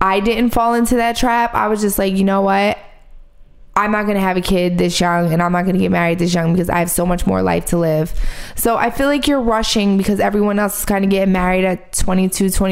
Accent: Philadelphia, Pennsylvania, United States; moved away; I grew up in Philly, okay, which is, like, a big city

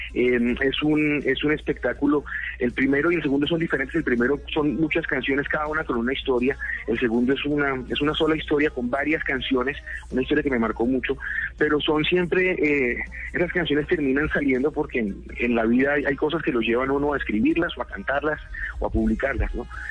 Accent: Colombia; lo que veía que pasaba en mi país

